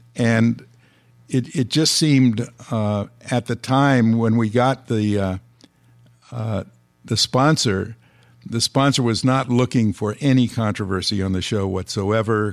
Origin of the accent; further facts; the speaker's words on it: Los Angeles, California, United States; I was born and raised in Los Angeles